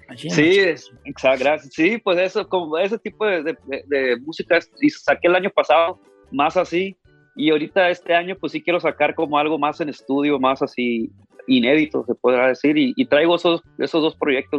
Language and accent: Spanish; Ciudad Obregón, Sonora, Mexico; now in Los Angeles, United States; yo nací aquí en Los Ángeles, pero desde muy chiquito, desde como 3, 4 años me llevaron a México y prácticamente crecí en Ciudad Obregón, Sonora toda mi vida